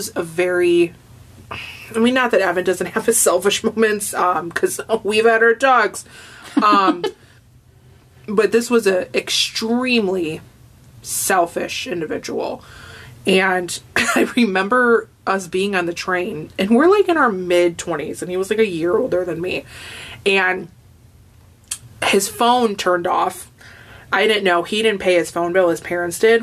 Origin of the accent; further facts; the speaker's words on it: Hammond, United States; I'm from Hammond